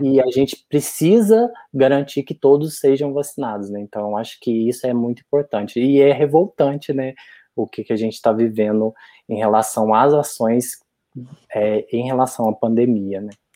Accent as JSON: {"language": "Portuguese", "town": "Santana do Jacaré", "region": "Minas Gerais", "country": "Brazil", "also_born_or_lived": "Juiz de Fora", "moved": "as an adult", "said": "eu sou de uma cidade bem pequenininha do interior de Minas, né, Santana do Jacaré"}